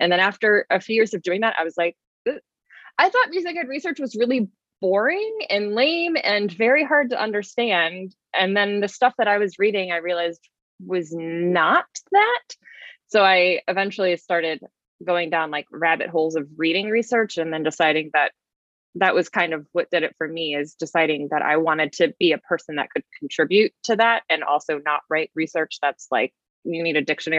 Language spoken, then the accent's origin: English; Richmond, Virginia, United States; also born or lived in Arlington, Virginia / Florida; Grew up in Richmond, Virginia